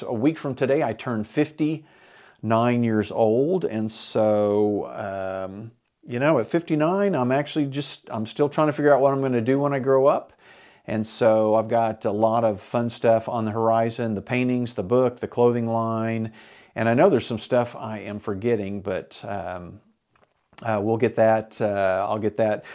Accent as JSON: {"language": "English", "town": "Enid", "region": "Oklahoma", "country": "United States", "tie": "born or raised there", "said": "me and my buddies growing up in Enid, Oklahoma in the seventies"}